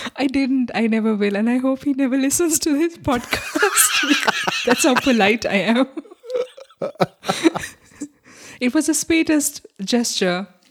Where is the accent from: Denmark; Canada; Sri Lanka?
Sri Lanka; now in Germany; I'm from Sri Lanka